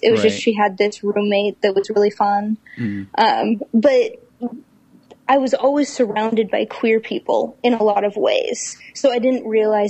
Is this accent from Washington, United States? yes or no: no; a little suburban town above Sacramento, California, United States; also born or lived in Bay Area, California; I was born in the Bay Area, but I was raised in a little suburban town above Sacramento. But I was born in 86, so height of the AIDS crisis, mm-hmm. in Stanford Hospital.